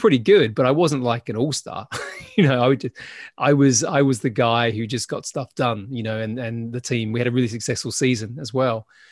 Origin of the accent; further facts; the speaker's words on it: Adelaide, South Australia, Australia; moved away as an adult; also born or lived in Sydney; I left my hometown and I went to Sydney from Adelaide